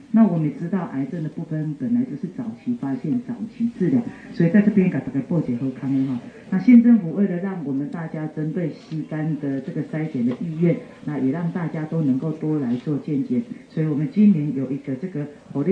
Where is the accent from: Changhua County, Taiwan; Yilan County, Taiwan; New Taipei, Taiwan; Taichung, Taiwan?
Changhua County, Taiwan; Lukang; 我的故乡哈，鹿港东区福伦社也是我们自己的社哈